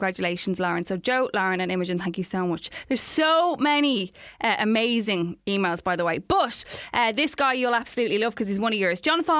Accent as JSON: {"language": "English", "town": "Dublin", "region": "Leinster", "country": "Ireland", "lives_now": "Seoul, South Korea", "said": "I'm actually from Dublin, but I'm studying in Korea in Seoul at the moment and love the podcast."}